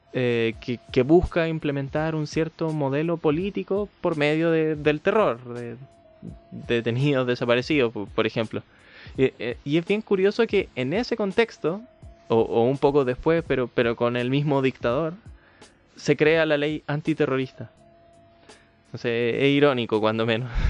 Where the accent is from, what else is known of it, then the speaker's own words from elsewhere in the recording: Santiago, Santiago Metropolitan Region, Chile; como santiaguino